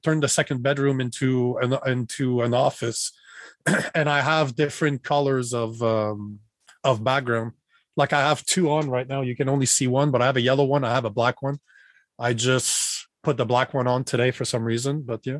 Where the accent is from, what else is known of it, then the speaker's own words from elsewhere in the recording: Canada; moved away as an adult; now in Austin, Texas, United States; Right now, I'm in Austin, Texas. I'm a Canadian that left Canada about 4 months ago. My girlfriend and I don't like the politics in Canada.